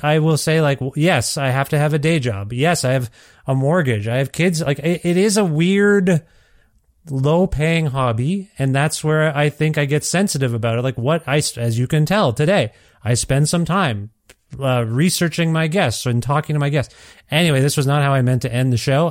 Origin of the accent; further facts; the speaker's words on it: Canada; also born or lived in Ontario; now in Alberta, Canada; growing up as an Indian kid in Canada